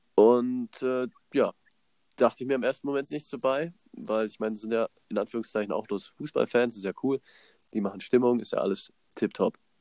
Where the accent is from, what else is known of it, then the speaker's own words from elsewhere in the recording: Germany; Ich so aus Deutschland